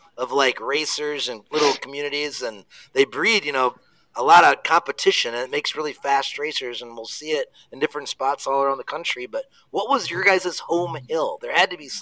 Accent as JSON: {"language": "English", "region": "Wisconsin", "country": "United States", "tie": "born or raised there", "said": "I'm from Wisconsin, and where we are, there really wasn't professional racing. We only had amateur racing. That's all that was really local to us growing up"}